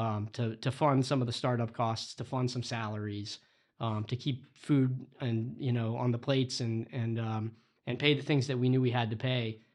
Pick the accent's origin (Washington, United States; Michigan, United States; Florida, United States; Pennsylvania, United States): Florida, United States; now in Boston, United States; I grew up in Florida.